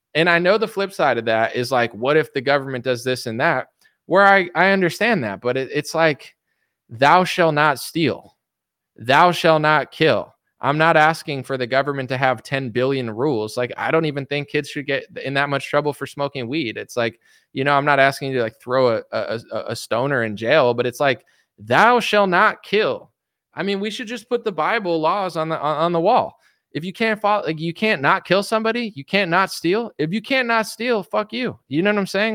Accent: United States; I'm a degenerate American

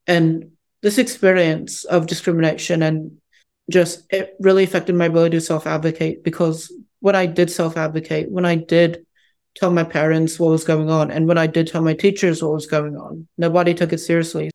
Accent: United States; also born or lived in Harbin, China; I was orphaned for about a year and a half before being brought to the United States, where I've lived my whole life up to that point

